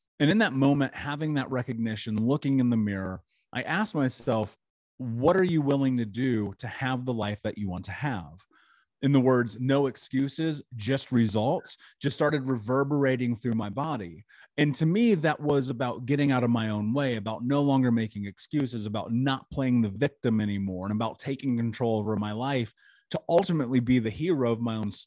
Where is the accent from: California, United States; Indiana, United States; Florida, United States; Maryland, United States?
Indiana, United States; Indianapolis; I grew up in Indianapolis.